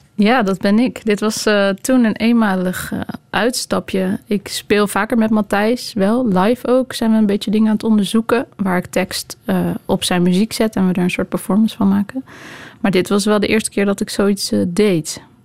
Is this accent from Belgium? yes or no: no; Netherlands; in Nederland, waar ik vandaan kom